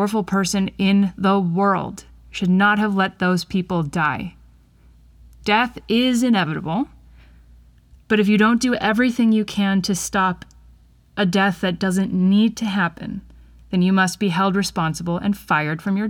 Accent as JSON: {"language": "English", "region": "Wisconsin", "country": "United States", "said": "my home state of Wisconsin and you're in Dane County, where I am"}